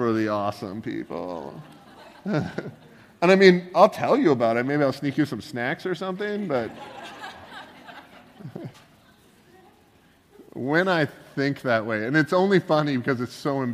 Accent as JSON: {"language": "English", "country": "Canada", "said": "I'm Canadian"}